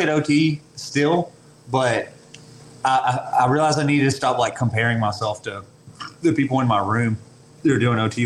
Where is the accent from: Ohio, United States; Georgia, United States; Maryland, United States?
Georgia, United States; LaFayette; also born or lived in Chattanooga, Tennessee; now in Cartersville, United States; I grew up in Lafayette, Georgia